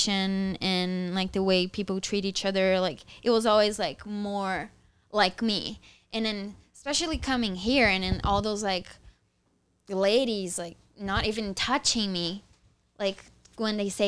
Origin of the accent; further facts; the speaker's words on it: South Region, Brazil; English is a second language; moved away as an adult; I'm from the South